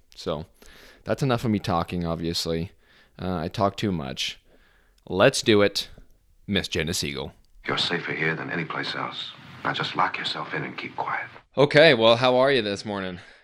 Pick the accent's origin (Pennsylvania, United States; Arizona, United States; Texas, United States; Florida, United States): Arizona, United States; I'm from Arizona